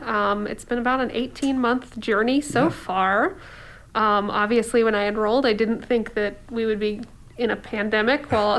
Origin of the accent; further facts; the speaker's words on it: Warsaw, Indiana, United States; also born or lived in Ohio; I grew up in a little town in Ohio, very, very small, and moved to Indiana when I was in grade school. I kind of lived in that town until I graduated high school.